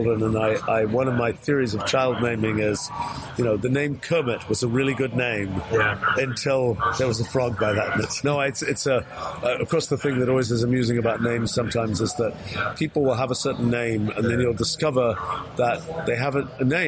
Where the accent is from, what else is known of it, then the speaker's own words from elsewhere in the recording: England, United Kingdom; I was born in England